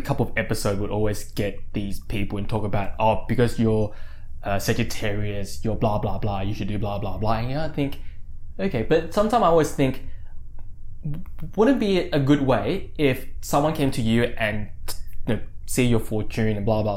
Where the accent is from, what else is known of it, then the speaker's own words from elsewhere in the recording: Australia; I was born in Australia